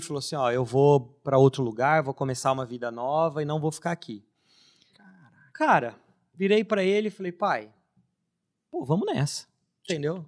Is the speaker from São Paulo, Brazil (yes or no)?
yes; Limeira, São Paulo, Brazil; Eu já sou nascido em Limeira, sou limeirense, que é uma cidade interior de São Paulo